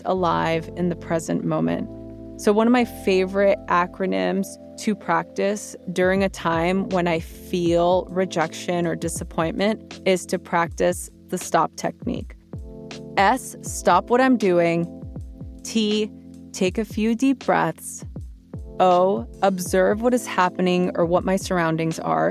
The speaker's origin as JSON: {"language": "English", "town": "Los Angeles", "region": "California", "country": "United States", "tie": "born or raised there", "said": "growing up in East"}